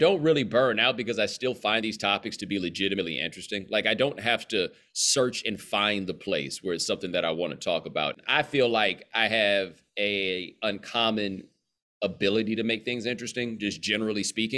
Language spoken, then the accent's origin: English; Houston, Texas, United States; moved away as an adult; also born or lived in Atlanta, Georgia / North Carolina; Well, I grew up in Houston. I was born in Atlanta. I went to college in Atlanta. My parents have lived in Atlanta for the last 25 years. So Atlanta is definitely a home, but I did from 7 to 17 in Houston